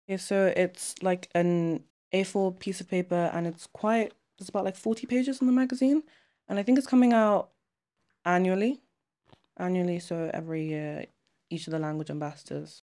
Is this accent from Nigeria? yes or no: yes; Nigeria; now in United Kingdom; I'm from Nigeria and I'm a boarder